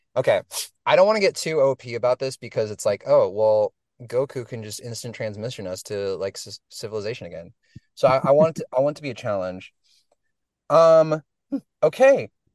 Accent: Portland, Oregon, United States; moved away as an adult; also born or lived in Los Angeles; I, I was from Portland

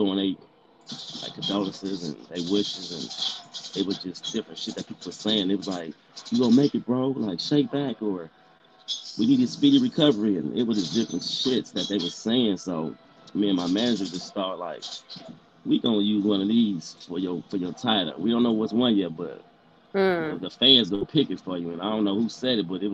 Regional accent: Compton, California, United States; also born or lived in Germany; I was actually born out there. You know what I mean? Basically, my pop was in the military, so my mom was out there. But some happened between them two. So I feel like when I turned 11 months, I came to the United States. You feel me? And all I know is LA.

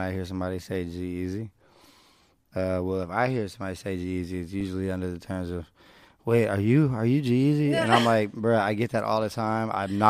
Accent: Bay Area, California, United States; moved away as an adult; also born or lived in New Orleans; now in Los Angeles, United States; I'm this kid from the Bay

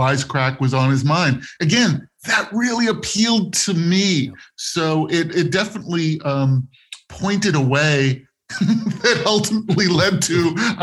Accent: Los Angeles, California, United States; I grew up in West Los Angeles

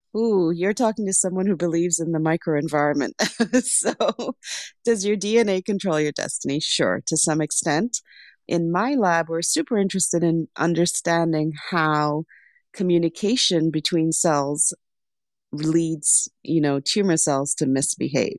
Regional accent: Lesotho; also born or lived in Sri Lanka; now in United States; I was actually born in Sri Lanka, but I grew up in Lesotho.

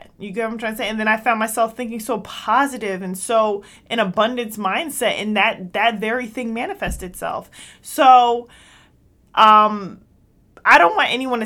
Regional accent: United States; we go to these schools in America because I'm American

